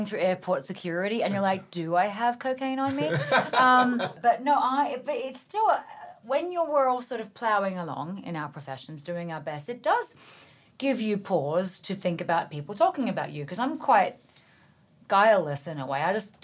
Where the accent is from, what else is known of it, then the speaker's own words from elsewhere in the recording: Australia; moved away as an adult; now in New York City, United States; I am a farm girl. I grew up in Australia. My dad was a dairy farmer